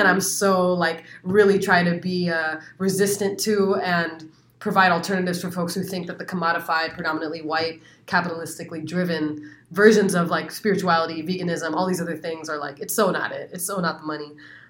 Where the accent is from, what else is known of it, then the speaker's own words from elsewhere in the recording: Phoenix, Arizona, United States; born there; I actually was. I was born